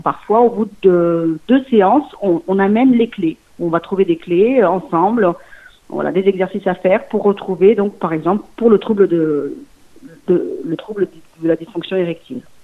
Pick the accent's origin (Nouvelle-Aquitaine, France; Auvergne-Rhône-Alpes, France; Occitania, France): Auvergne-Rhône-Alpes, France; Lyon region; also born or lived in Mulhouse, Haut-Rhin / Portugal (ancestry); j'ai vécu mm, toutes et mes fait mes études dans la région lyonnaise